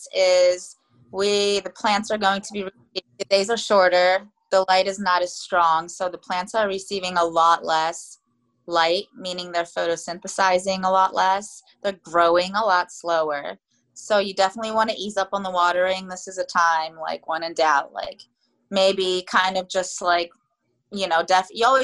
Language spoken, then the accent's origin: English; Florida, United States; now in Takoma Park, United States; I'm from Florida. I was raised in Florida actually